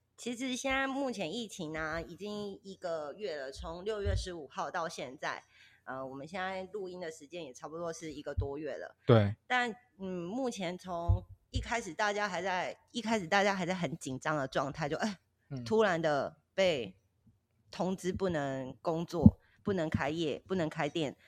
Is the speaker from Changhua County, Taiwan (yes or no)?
no; Kaohsiung, Taiwan; moved away as an adult; now in Tainan, Taiwan; 我本身是高雄人嘛